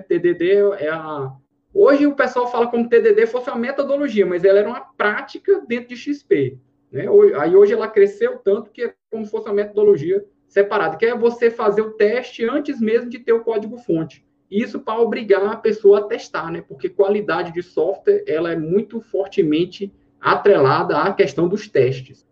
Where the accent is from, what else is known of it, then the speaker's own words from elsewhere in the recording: Floriano, Piauí, Brazil; moved away as an adult; also born or lived in Teresina, Brazil; now in Brasília, Brazil; Sou, sou piauiense, é, morei em Floriano, estudei no IFP